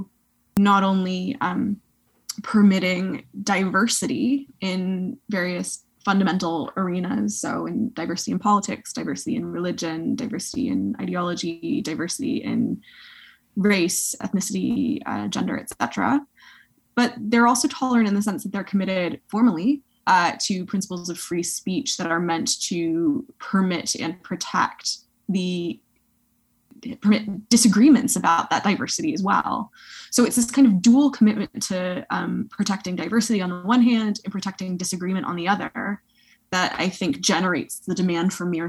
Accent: United States; moved away as an adult; also born or lived in Canada; now in Oxford, United Kingdom; I'm American

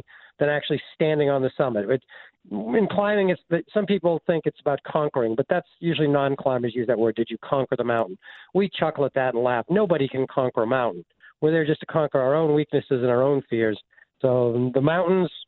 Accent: Concord, Massachusetts, United States; I grew up in Concord, Mass

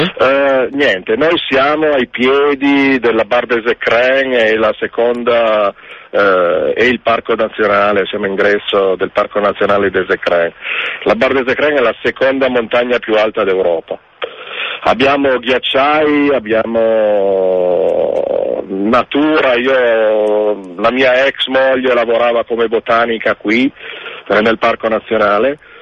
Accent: Turin, Piedmont, Italy; now in French Alps, France; io sono torinese

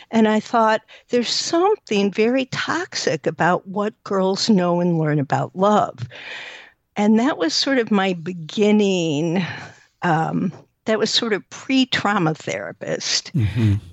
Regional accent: New York, United States; now in Evanston, United States; Uh, New York.

